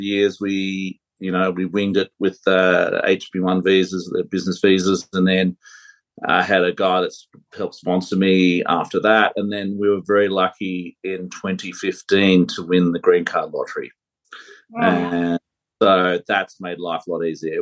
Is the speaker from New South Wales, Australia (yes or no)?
yes; Sydney, New South Wales, Australia; moved away as an adult; now in Colorado, United States; I'm originally from Sydney. My family's from Sydney. Grew up there and we moved to Colorado about 11 years ago.